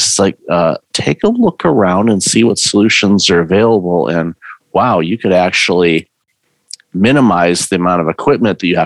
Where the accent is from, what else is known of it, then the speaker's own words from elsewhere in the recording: Detroit, Michigan, United States; I grew up in Detroit.